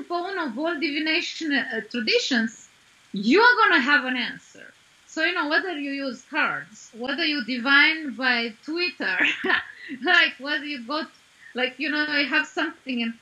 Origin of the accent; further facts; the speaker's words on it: Arad, Arad County, Romania; my hometown. I was born in Arad in Romania